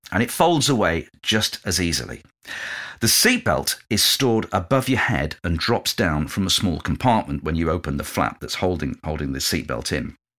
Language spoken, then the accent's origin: English; England, United Kingdom; moved away as an adult; also born or lived in London; my hometown in a car in the north